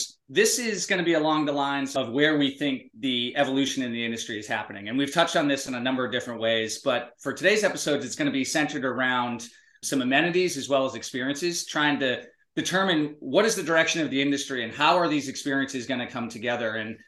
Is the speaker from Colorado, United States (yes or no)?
no; Massachusetts, United States; Madison, Conrad and I grew up in Massachusetts